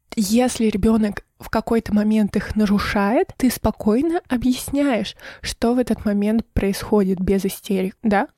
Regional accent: Irkutsk, Irkutsk Oblast, Russia; now in Sochi, Russia; я вернулась из Сочи в Иркутск на летний период, и здесь находится вся моя семья

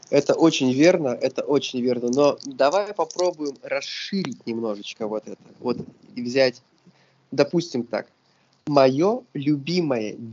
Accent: Sochi, Krasnodar Krai, Russia; now in Saint Petersburg, Russia; Несмотря на то, что я не коренной петербуржец, Питер это абсолютно мой город, и я когда как только я приехал в Питер, я приехал еще и там путешествие было интересно. Я приехал из Сочи.

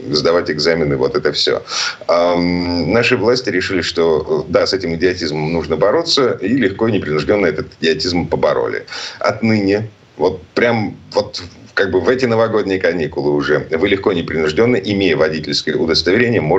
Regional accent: Saint Petersburg, Russia; из Петербурга

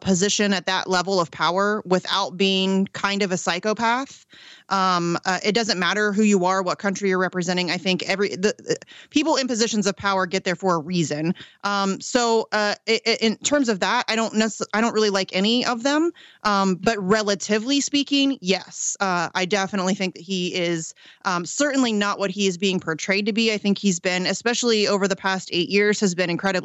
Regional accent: Ohio, United States; I live in Ohio. I'm born and bred in Ohio.

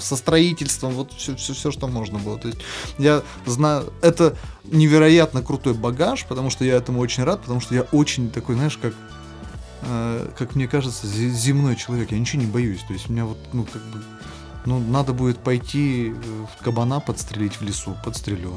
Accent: Perm, Perm Krai, Russia; accent: Perm dialect (пермский говор); моего пермского говора, который до сих пор еще проскакивает

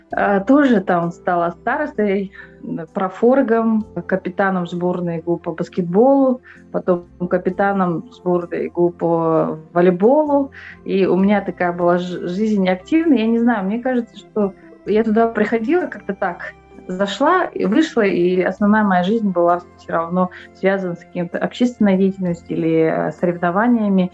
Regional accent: Pokrovsk, Sakha Republic, Russia; moved away as an adult; also born or lived in Vladivostok / Yakutsk; now in Germany; Я э, родилась в Покровске.

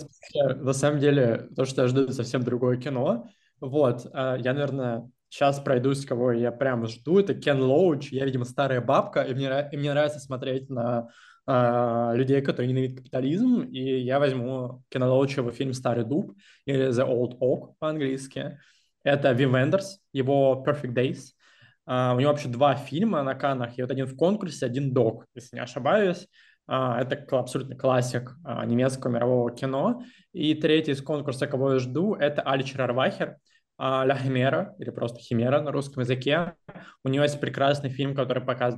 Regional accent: Russia; now in Cologne, Germany; нас пятеро, а, россиян и экс-россиян, вот, из а, разных точек Европы

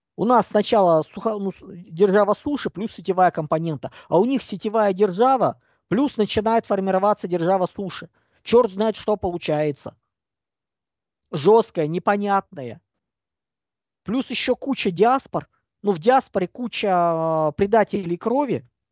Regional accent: Russia; Я человек русский. По культуре, по сознанию

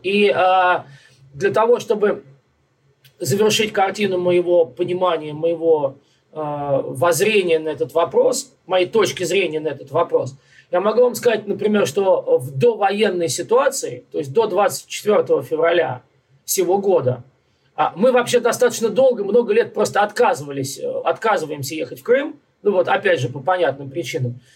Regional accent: Moscow, Russia; now in Brooklyn, United States; Я москвич

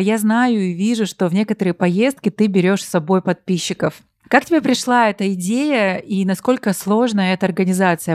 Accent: Russian Far East, Russia; moved away; я тоже с Дальнего Востока

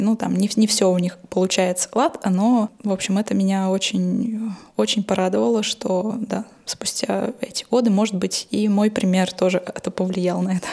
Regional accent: Novokuznetsk, Kemerovo Oblast, Russia; я жила и выросла в Ородиново-Узнец и Эмеровской области, это в Сибири, там, где вот Узбас

